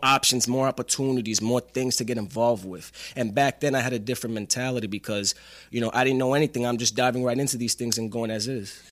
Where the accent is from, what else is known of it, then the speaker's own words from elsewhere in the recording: New York City, New York, United States; moved away as an adult; now in Atlanta, United States; I am from Staten Island